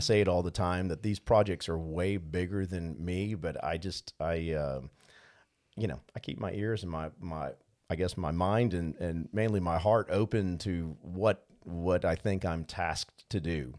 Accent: New Orleans, Louisiana, United States; moved away; growing up in New Orleans, we had the great pleasure of having a fishing place and a hunting place

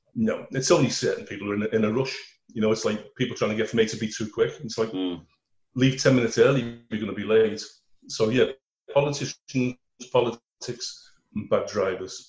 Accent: Liverpool, North West England, United Kingdom; accent: Scouse; I was born in Garston in Liverpool

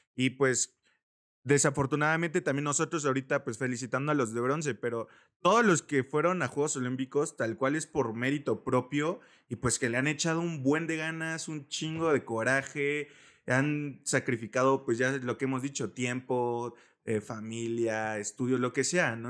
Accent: Mexico; nosotros como cultura, como mexicanos

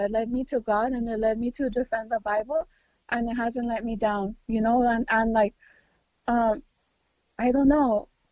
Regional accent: California, United States; I'm Mexican American. I'm born from California. I'm born in California.

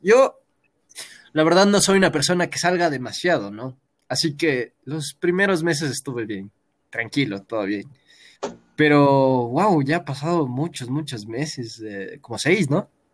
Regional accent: Quito, Pichincha, Ecuador; todos somos ecuatorianos, nacimos en Quito

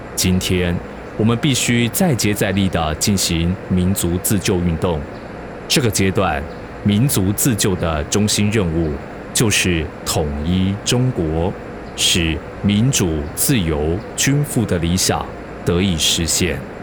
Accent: Taiwan; 我是一九八三年出生的，民国八十七年我升上高中

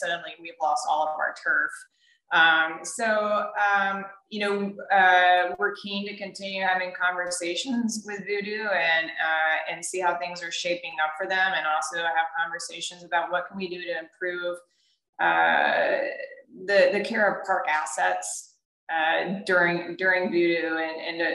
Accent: Houston, Texas, United States; moved away as an adult; now in New Orleans, United States; I come from Houston

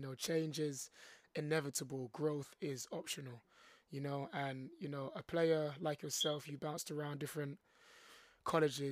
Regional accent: London, United Kingdom; born and raised in London

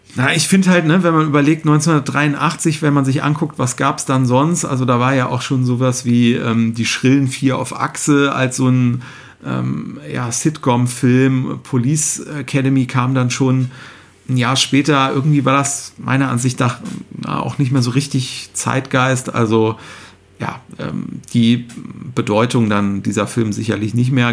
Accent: Cologne, North Rhine-Westphalia, Germany; ich ja als, äh, gebürtiger Kölner

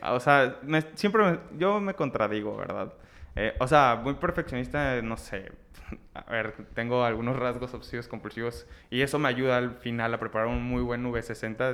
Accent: Ciudad Victoria, Tamaulipas, Mexico; moved away as an adult; now in Monterrey, Mexico; yo soy de Ciudad Victoria, Tamaulipas, me vine a estudiar a, Monterrey.

